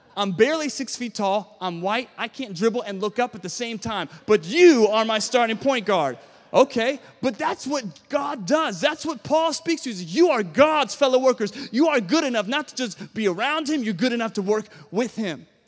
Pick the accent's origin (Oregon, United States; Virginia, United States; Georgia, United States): Virginia, United States; Williamsburg; I was born and raised in Williamsburg, Virginia